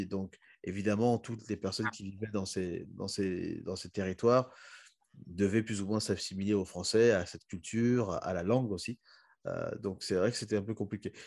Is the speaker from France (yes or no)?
no; Republic of the Congo; moved away; also born or lived in South Africa; quand on se présente pour dire qu'on vient du Congo